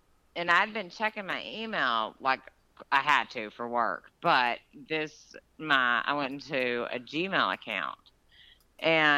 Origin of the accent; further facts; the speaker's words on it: Georgia, United States; my hometown where I grew up in Georgia